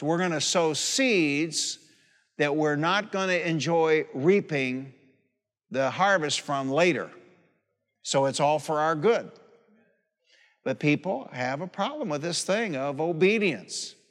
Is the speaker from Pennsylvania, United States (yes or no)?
no; Warren, Michigan, United States; also born or lived in Highland Park, Michigan; My mother, we moved from Highland Park, Michigan to Warren, Michigan